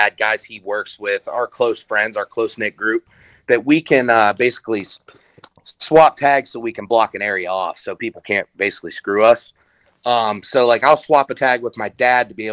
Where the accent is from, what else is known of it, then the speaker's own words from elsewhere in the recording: Western Pennsylvania, United States; I'm from Western Pennsylvania